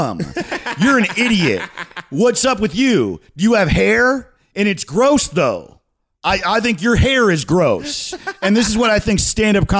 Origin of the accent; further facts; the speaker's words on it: Greenwood Lake, New York, United States; now in Los Angeles, United States; I'm from Greenwood Lake, New York, a tiny, rural, poor-ass town